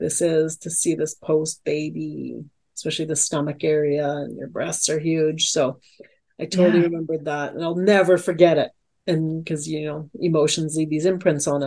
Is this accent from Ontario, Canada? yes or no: no; Alberta, Canada; as a Canadian